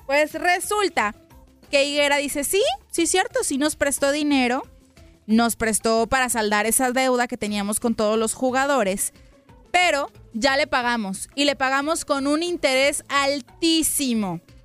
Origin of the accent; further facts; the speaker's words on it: Guadalajara, Jalisco, Mexico; moved away; mi tierra natal, a Guadalajara